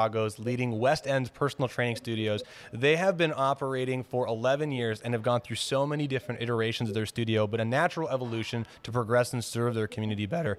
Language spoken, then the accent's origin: English; Canada; being Canadian